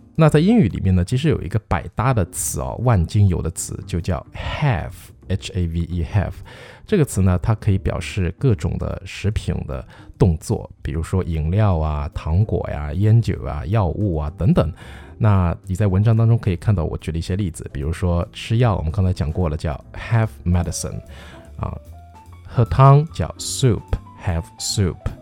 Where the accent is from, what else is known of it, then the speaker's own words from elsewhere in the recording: China; 我们中国人喝的这种，比方说鲫鱼汤啊